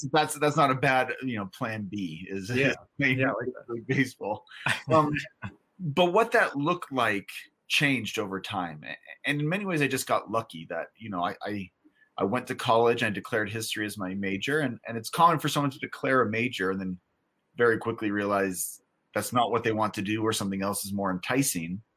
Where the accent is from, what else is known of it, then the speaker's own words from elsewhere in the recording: California, United States; I grew up in California